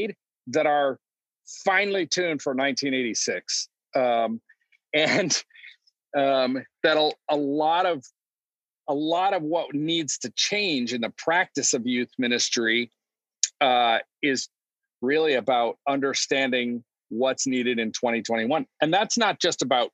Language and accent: English; Detroit, Michigan, United States; also born or lived in Chicago area / Omaha, Nebraska / Pasadena; now in San Diego, United States; I grew up in Detroit, and then I just kind of slowly moved west